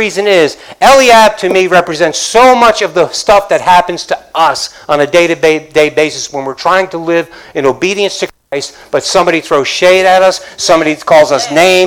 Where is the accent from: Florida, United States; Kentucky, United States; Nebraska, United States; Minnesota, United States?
Florida, United States; Dade City; I'm from Dade City.